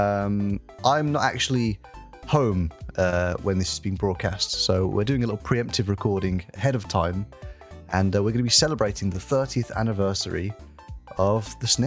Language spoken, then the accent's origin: English; United Kingdom; the British gentleman that I am